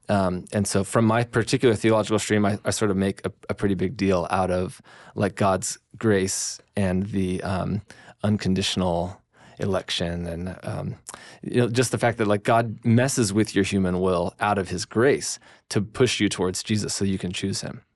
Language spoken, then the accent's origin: English; United States; as Americans